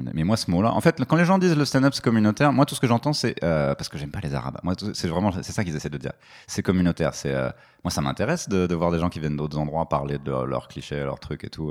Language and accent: French; Paris suburbs, Île-de-France, France; la banlieue parisienne